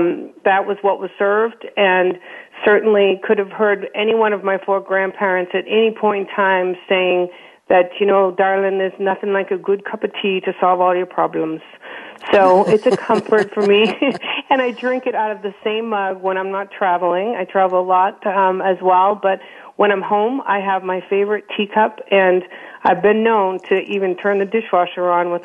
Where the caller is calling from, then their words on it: Westford, Massachusetts, United States; also born or lived in Ireland (ancestry); I am calling from outside of Boston in the suburbs, a town called Westford, Massachusetts